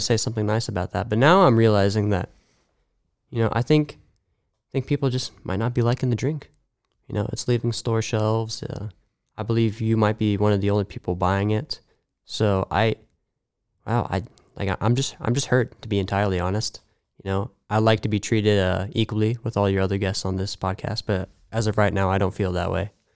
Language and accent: English; Mahomet, Illinois, United States; moved away; I'm actually from Bahama, Illinois